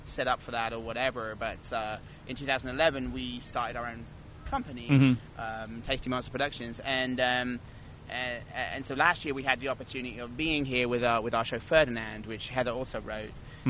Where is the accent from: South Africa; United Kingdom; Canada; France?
United Kingdom; England; now in New York, United States; I'm originally from England